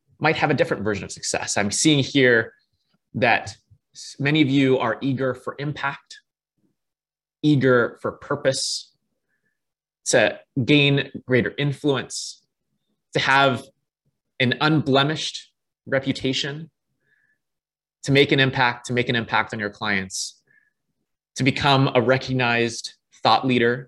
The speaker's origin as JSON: {"language": "English", "town": "Toronto", "region": "Ontario", "country": "Canada", "tie": "born or raised there", "said": "I was born and raised in Toronto, Canada"}